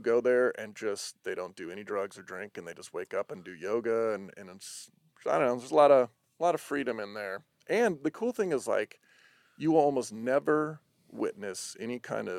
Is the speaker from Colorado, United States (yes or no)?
yes; Denver, Colorado, United States; I'm from Denver